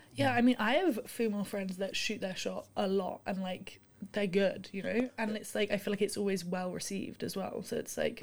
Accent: London, United Kingdom; moved away; I'm from London.

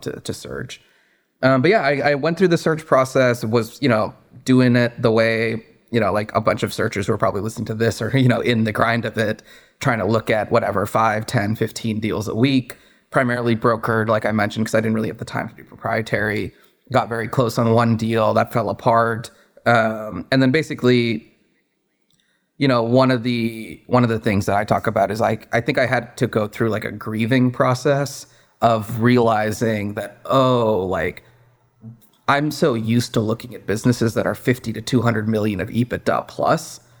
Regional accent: Redmond, Washington, United States; moved away as an adult; also born or lived in Boston / New York City; I grew up in the Seattle area, in the suburbs in Redmond

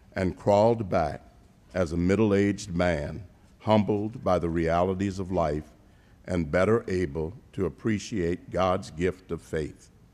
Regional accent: Savannah, Georgia, United States; my hometown of Savannah, Georgia

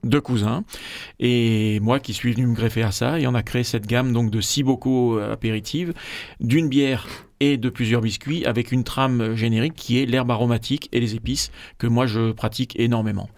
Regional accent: Marseille, Provence-Alpes-Côte d'Azur, France; je suis Marseillais de Marseillais d'origine et Savoyard de cœur

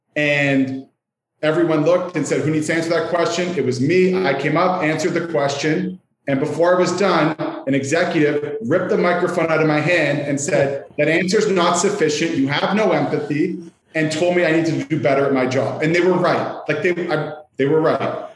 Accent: Canada; accent: Canadian; you'll hear I am Canadian in my accent

